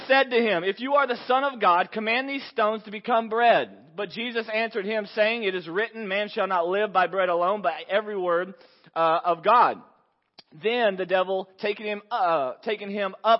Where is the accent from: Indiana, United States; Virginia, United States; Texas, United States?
Texas, United States; I'm from Texas